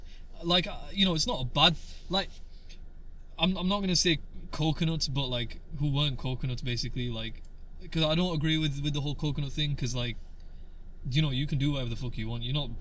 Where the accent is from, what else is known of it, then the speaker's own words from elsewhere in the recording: Yorkshire and the Humber, United Kingdom; accent: Yorkshire; Yeah, my dad's got a broader Yorkshire accent than I do.